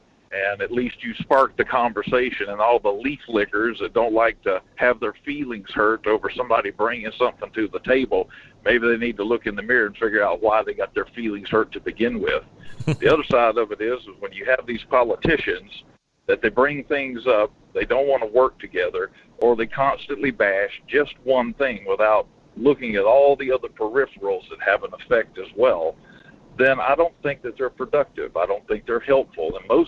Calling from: Alaska, United States; Good morning, Mike. … out of Denali.

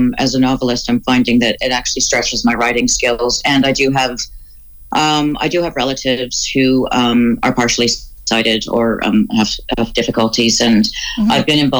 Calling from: Toronto, Ontario, Canada; moved away as an adult; I'm calling from the boomtown of Oshawa. I moved here from Toronto about 5 years ago.

